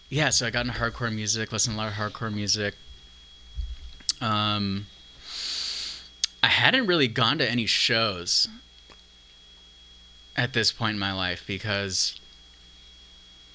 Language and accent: English; Santa Barbara, California, United States; I grew up in Santa Barbara